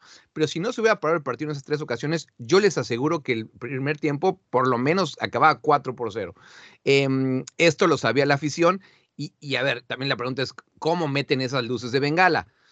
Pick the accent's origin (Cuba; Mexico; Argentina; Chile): Mexico; now in Amsterdam, Netherlands; Yo soy de México